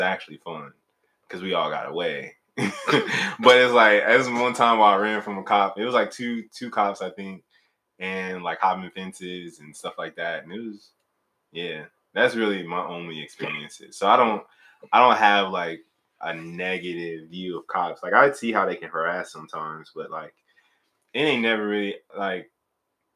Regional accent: Maywood, Illinois, United States; moved away; I'm originally from Maywood, Illinois

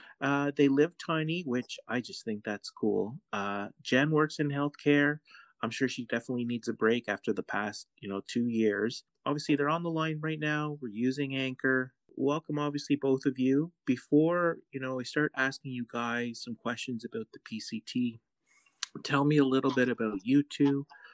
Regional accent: Canada; Plus we're Canadian. So, we got our weak Canadian money compared to theirs.

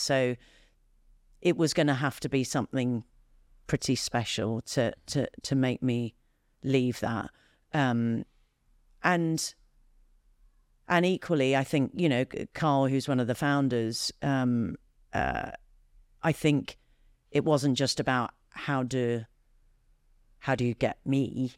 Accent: United Kingdom; I, as a Brit

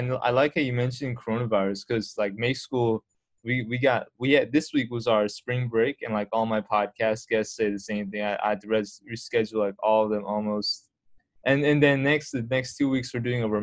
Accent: United States; as an American

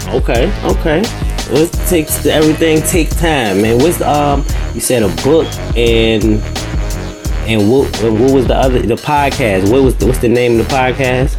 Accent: Richmond, Virginia, United States; I was born and raised in Richmond

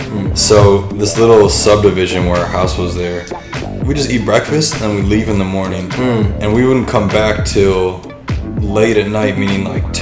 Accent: Milwaukee, Wisconsin, United States; also born or lived in Tønsberg, Norway; I'm from Milwaukee, Wisconsin. Okay. And that's where I grew up most of the year.

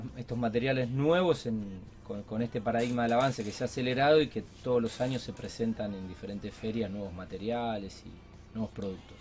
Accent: Rosario, Santa Fe, Argentina

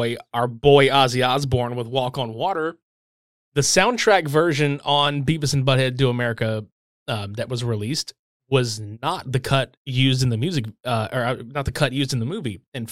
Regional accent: Lake Charles, Louisiana, United States; born or raised there

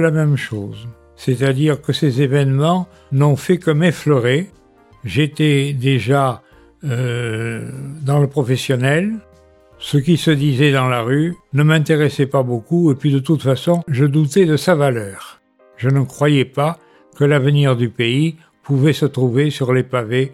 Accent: Bordeaux, Nouvelle-Aquitaine, France; also born or lived in Paris; je suis bordelais, né en 1940. En 1945, je suis à Bordeaux

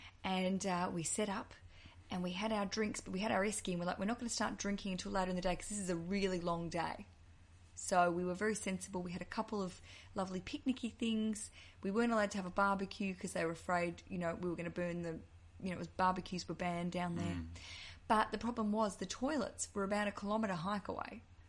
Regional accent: New Orleans, Louisiana, United States; We're both from New Orleans.

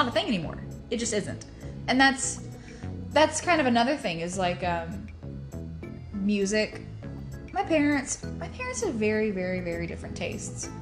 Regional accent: East Texas, United States; we're from East Texas. We're from deep in the heart of Texas

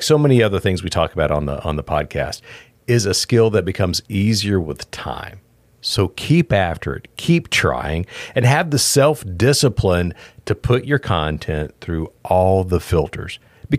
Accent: Pasadena, Texas, United States; also born or lived in South Houston; because I grew up in Pasadena, Texas.

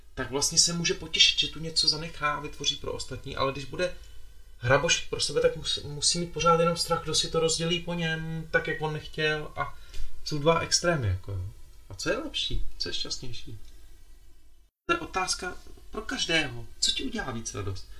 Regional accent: Bohemia, Czechia; moje dvě babičky jsou Slovenky jsem víc Slovák možná než Čech, i když jsem se narodil v Čechách.

